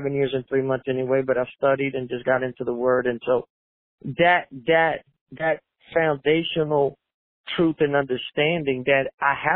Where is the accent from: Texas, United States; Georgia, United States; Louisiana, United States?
Louisiana, United States; New Orleans; also born or lived in Puerto Rico; I was born in 1970 in Puerto Rico, and then, well, we moved back to New Orleans, so I was raised there